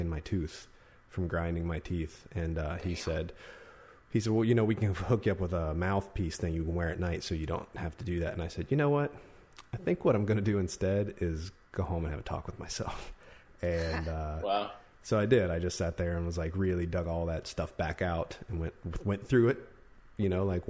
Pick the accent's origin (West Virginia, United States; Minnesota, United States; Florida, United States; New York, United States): West Virginia, United States; now in California, United States; the West Virginian inside of me. That's where I'm from and where I grew up